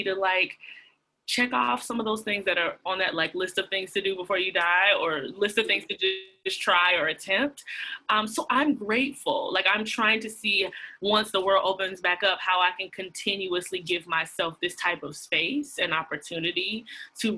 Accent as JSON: {"language": "English", "town": "Atlanta", "region": "Georgia", "country": "United States", "tie": "born or raised there", "also_born_or_lived": "Washington, D.C.", "moved": "as an adult", "lives_now": "New York, United States", "said": "I'm born and raised in Atlanta, Georgia."}